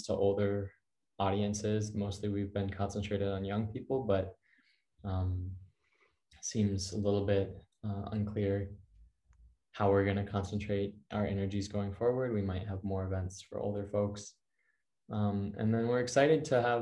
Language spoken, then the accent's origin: English; Ann Arbor, Michigan, United States; moved away; Ann Arbor is my hometown